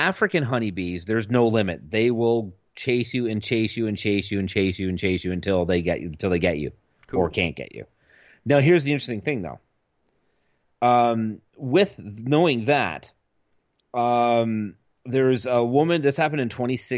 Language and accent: English; Canada; we're Canadian